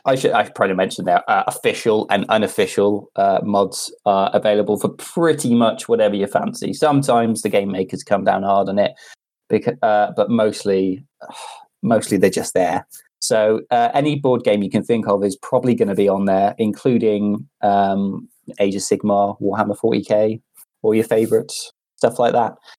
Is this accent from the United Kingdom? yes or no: yes; Cardiff, Wales, United Kingdom; I'm from Cardiff